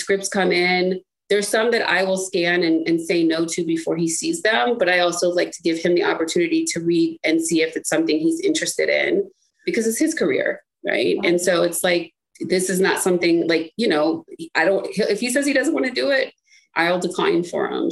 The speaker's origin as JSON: {"language": "English", "town": "Cleveland", "region": "Ohio", "country": "United States", "tie": "born or raised there", "also_born_or_lived": "Washington, District of Columbia, United States", "said": "I spent half of my time in like growing up in Cleveland and the other half in DC"}